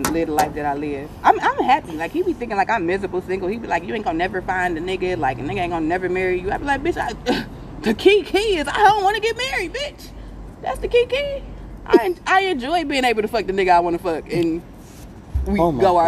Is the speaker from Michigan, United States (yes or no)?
yes; Hamtramck, Michigan, United States; also born or lived in Belleville, Michigan; I was raised out in Belleville and Hamtramck